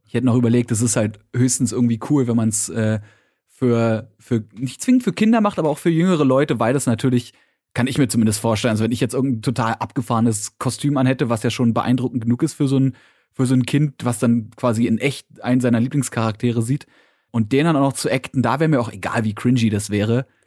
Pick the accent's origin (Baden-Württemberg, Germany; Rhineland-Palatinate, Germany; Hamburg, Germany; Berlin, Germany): Berlin, Germany; als Berliner